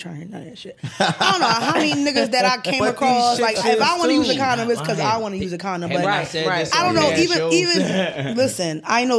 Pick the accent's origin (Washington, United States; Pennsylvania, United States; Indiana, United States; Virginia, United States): Pennsylvania, United States; Glenside; Glenside, Wincote. Montgomery County.